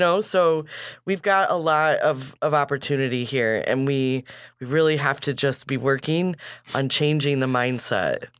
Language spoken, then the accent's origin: English; Kankakee, Illinois, United States; we grew up here